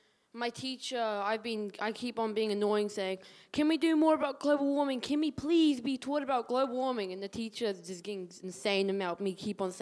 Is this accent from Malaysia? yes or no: no; Whangaparaoa, Auckland, New Zealand; I'm from Whangaparoa.